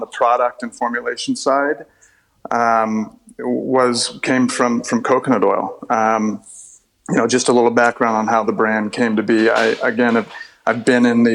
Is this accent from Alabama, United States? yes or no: no; Southern California, United States; born or raised there